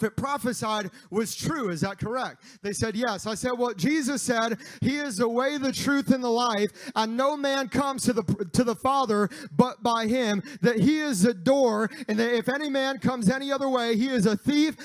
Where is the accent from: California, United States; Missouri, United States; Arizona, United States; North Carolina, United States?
Missouri, United States; moved away; I grew up in Missouri